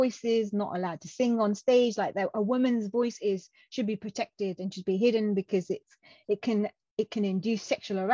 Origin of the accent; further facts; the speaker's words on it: Coventry, West Midlands, United Kingdom; first language Punjabi; moved away as an adult; also born or lived in Pakistan; now in Birmingham, United Kingdom; I was born in a city called Coventry, which is about 40-minute